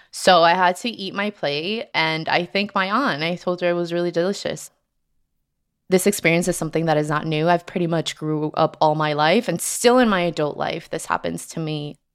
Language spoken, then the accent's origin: English; New Jersey, United States; also born or lived in Colombia; I live in New Jersey. I moved here from Colombia when I was just six years old.